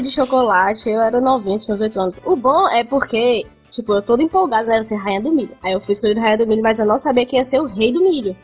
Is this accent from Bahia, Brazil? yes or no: no; Fortaleza, Ceará, Brazil; also born or lived in Brasília; eu fui parida em Brasília, mas com dois anos eu vim aqui pra Fortaleza. E aí, né? Hum. Só, só, só, só, só sou do Ceará